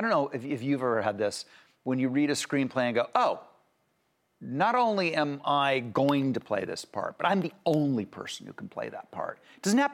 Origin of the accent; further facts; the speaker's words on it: Ohio, United States; I'm from Ohio